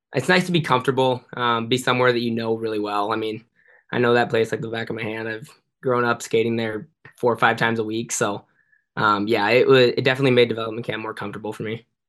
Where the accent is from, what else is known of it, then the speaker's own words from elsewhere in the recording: San Jose, California, United States; moved away; I grew up playing in San Jose my whole life